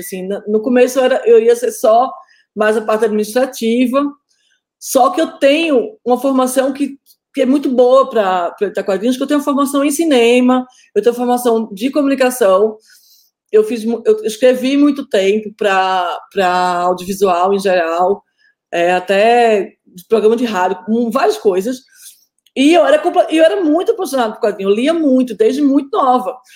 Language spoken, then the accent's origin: Portuguese; Northeast Region, Brazil; eu sou nordestina